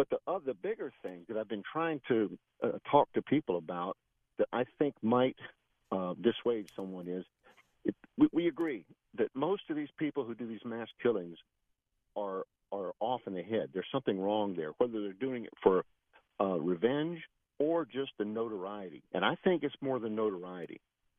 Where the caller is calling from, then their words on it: Land O'Lakes, Florida, United States; Hey, Bill. Well, actually, I'm from Land O'Lakes.